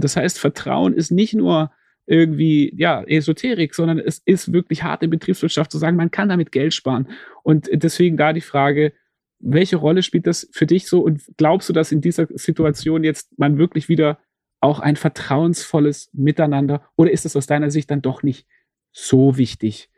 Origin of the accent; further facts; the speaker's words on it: Stuttgart, Baden-Württemberg, Germany; als jemand, der aufgewachsen ist in Stuttgart